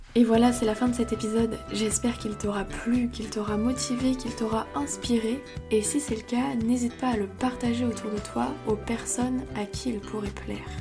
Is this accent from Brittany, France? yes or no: yes; Brittany, France; on est bretonne